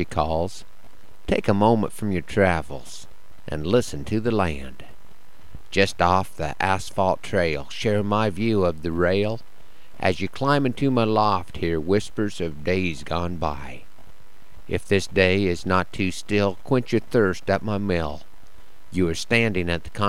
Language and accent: English; Broken Bow, Nebraska, United States; my hometown of Broken Bow